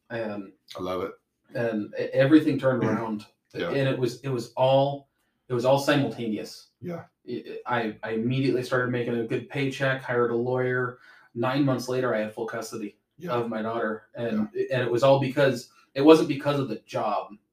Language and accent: English; Spokane, Washington, United States; Spokane, Washington.